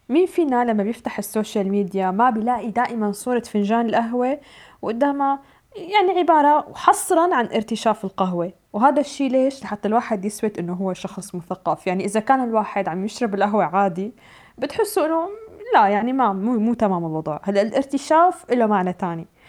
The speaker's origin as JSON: {"language": "Arabic", "country": "Syria", "said": "نحن كسوريين"}